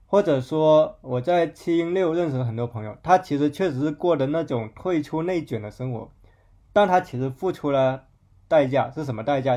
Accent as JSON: {"language": "Chinese", "town": "Zhanjiang", "region": "Guangdong", "country": "China", "tie": "born or raised there", "moved": "yes", "said": "我老家湛江，可能我说它可能属于广东境内的三线城市"}